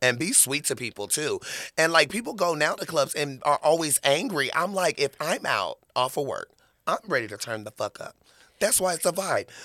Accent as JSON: {"language": "English", "town": "Murfreesboro", "region": "Tennessee", "country": "United States", "tie": "born or raised there", "moved": "yes", "lives_now": "Las Vegas, United States", "said": "I was born in Tennessee"}